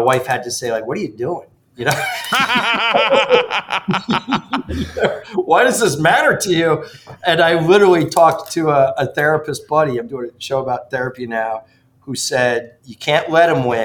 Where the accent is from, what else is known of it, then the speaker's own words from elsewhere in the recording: Ridgefield, Connecticut, United States; moved away; I grew up in the mean streets of Ridgefield, Connecticut